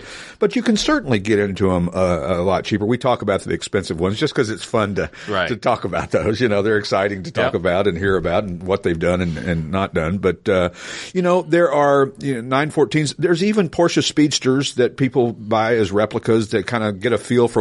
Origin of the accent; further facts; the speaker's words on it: East Tennessee, United States; when I was growing up in East Tennessee